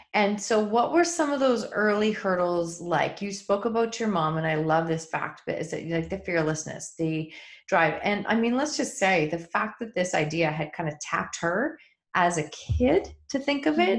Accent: Kitchener, Ontario, Canada; we are both from Kitchener Waterloo

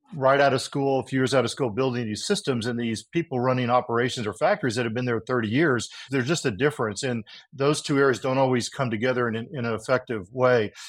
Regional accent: Texas, United States; also born or lived in California; I was born in California, but then grew up in Texas

